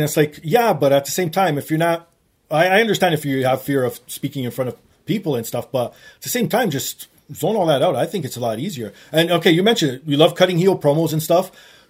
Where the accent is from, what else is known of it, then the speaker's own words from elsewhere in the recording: Canada; being Canadian